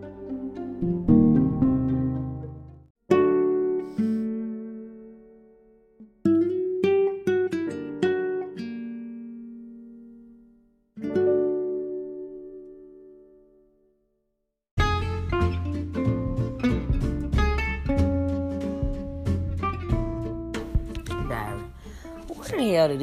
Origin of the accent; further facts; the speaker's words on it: New York City, New York, United States; We came from out of Harlem, Renaissance High